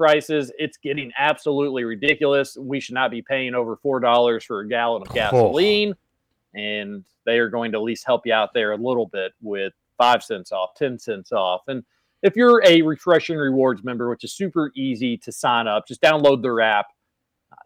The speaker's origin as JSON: {"language": "English", "town": "Northfield", "region": "Kentucky", "country": "United States", "tie": "born or raised there", "said": "I was born in Northfield over there on the other side of Brownsboro. I only lived there for a few years"}